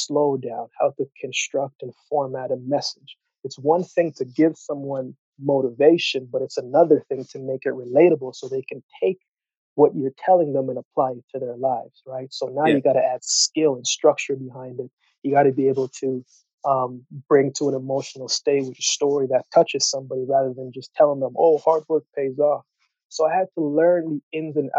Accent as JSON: {"language": "English", "country": "Canada", "tie": "born or raised there", "also_born_or_lived": "Jamaica / Yellowknife, Northwest Territories / Calgary, Alberta", "said": "originally I was born in Jamaica, you know, and I moved to Canada when I was 7 years old for a better life. And we went to Yellowknife first, and then we came to Calgary."}